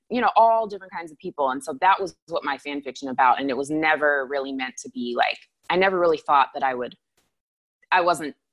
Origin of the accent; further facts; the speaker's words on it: Anchorage, Alaska, United States; Anchorage is beautiful and I, you know, that's my hometown and I still have family there and that's great.